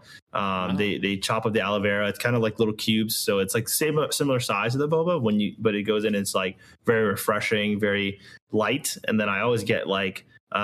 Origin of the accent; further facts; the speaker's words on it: United States; I grew up here. I was born here, you know, in right outside of DC.